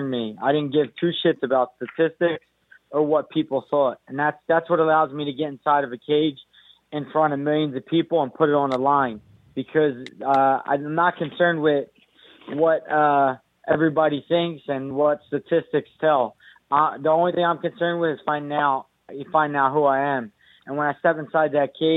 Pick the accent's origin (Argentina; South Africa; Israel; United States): United States; I'm Irish. I'm Puerto Rican, but the fact remains, I'm from America